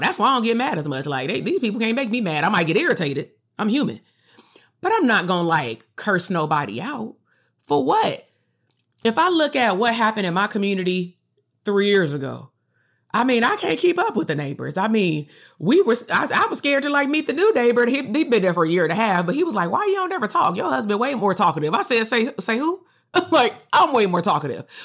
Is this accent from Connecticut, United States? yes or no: no; Compton, California, United States; I'm still from Compton.